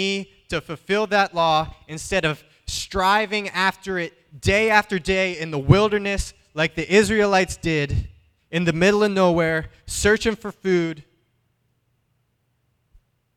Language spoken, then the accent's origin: English; Pittsburgh, Pennsylvania, United States; I'm from Pittsburgh